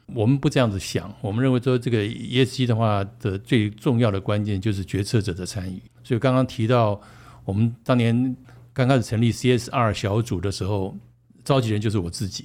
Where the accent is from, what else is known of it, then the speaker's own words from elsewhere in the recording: Taiwan; 都是台湾的大环境的一个产物